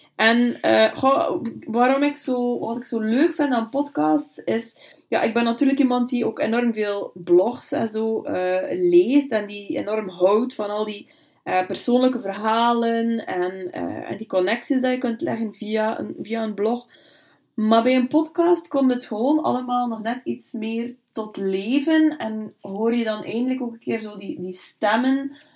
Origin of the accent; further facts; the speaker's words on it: Bruges, Flanders, Belgium; also born or lived in Brussels; now in Ypres, Belgium; ik ben eigenlijk afkomstig uit Brugge